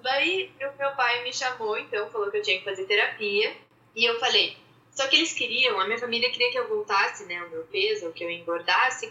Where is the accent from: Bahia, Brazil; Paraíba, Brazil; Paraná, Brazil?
Paraná, Brazil; Curitiba; now in São Paulo, Brazil; atualmente trabalho em São Paulo, mas sou de Curitiba